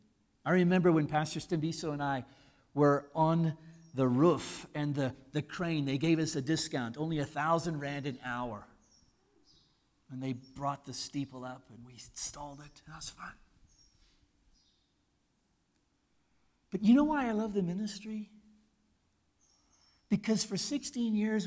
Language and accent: English; United States; moved away as an adult; now in South Africa; I'm an American